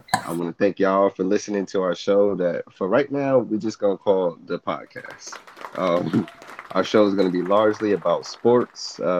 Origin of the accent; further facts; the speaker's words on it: Connecticut, United States; we're both from Connecticut